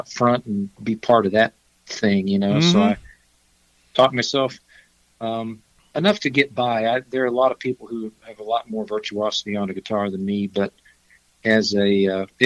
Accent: Fayetteville, Arkansas, United States; moved away as an adult; also born or lived in Aspen, Colorado / Nashville, Tennessee; now in Colorado, United States; I was born and raised in Fayetteville, Arkansas, and lived there till I was about 24

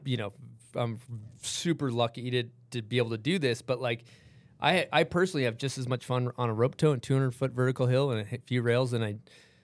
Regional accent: Massachusetts, United States; now in Utah, United States; I grew up in Massachusetts

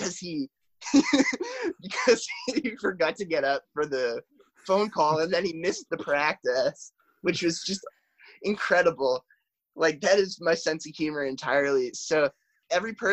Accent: New Hampshire, United States; I grew up in New Hampshire

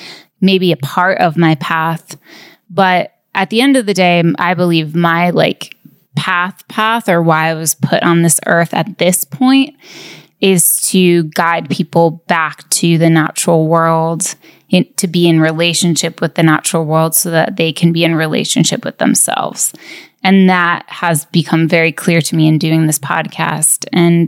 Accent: upstate New York, United States; moved away as an adult; now in Los Angeles, United States; I grew up in upstate New York

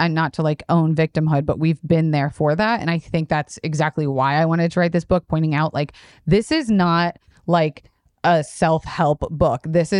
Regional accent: Tampa, Florida, United States; born or raised there; moved away

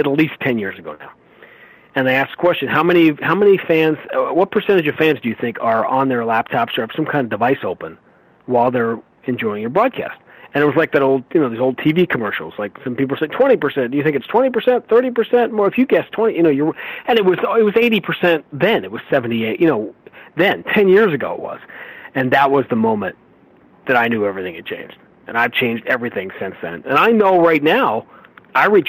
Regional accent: New York City, New York, United States; moved away; I grew up in New York

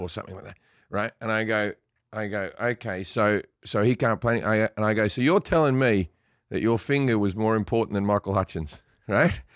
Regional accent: Sydney, New South Wales, Australia; moved away; I grew up in Sydney, one of the, one of the, uh, gayest cities on earth

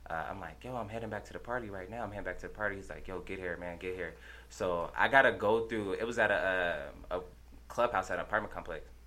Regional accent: Denver, Colorado, United States; I grew up in Montbello. Shout out to Montbello. Shout out everybody out there. Grew up in Montbello.

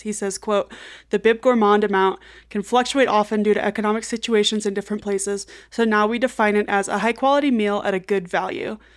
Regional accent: Kansas City, United States; now in Denver, United States; my hometown

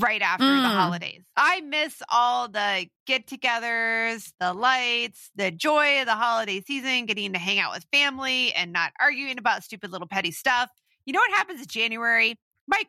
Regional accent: Midwest, United States; growing up in the Midwest and it's gray and it's icy

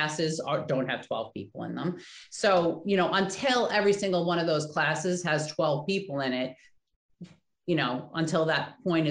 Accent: Oceanside, California, United States; I grew up in Oceanside

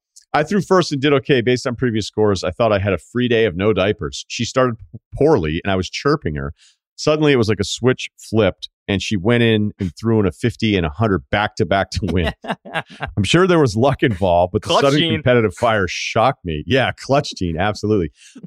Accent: Midwest, United States; I'm from the Midwest. We met in college in the Midwest and have settled down near my hometown, not far away from where we met.

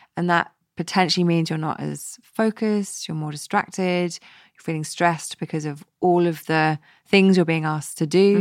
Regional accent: West Coast of Scotland, United Kingdom; growing up on the West Coast of Scotland

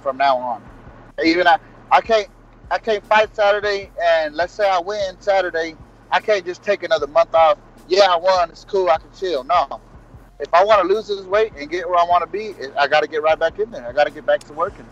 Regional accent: Texas, United States; I'm from Texas

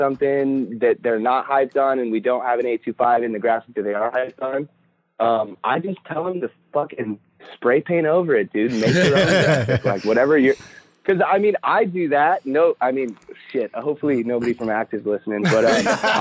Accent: Mission Viejo, California, United States; I'm from Mission Viejo

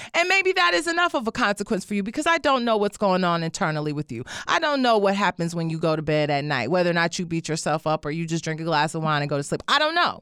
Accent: Detroit, Michigan, United States; moved away; I grew up in Detroit

